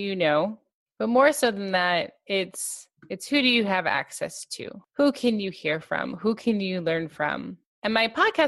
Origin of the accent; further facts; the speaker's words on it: Los Angeles, California, United States; moved away as an adult; now in New Jersey, United States; I have been born and raised in Los Angeles